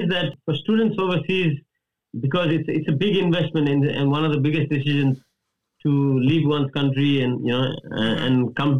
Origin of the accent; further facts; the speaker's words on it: Nepal; moved away as an adult; also born or lived in Perth, Australia; now in Adelaide, Australia; I was born in Nepal.